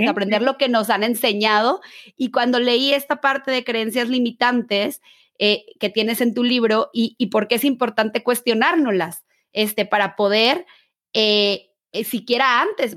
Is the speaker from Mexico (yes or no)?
yes; Mexico; yo que soy mexicana